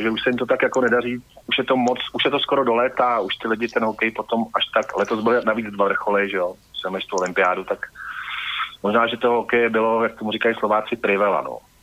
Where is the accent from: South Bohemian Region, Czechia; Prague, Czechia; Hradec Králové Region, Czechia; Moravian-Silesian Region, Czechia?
Prague, Czechia; jako Pražák křtěný Vltavou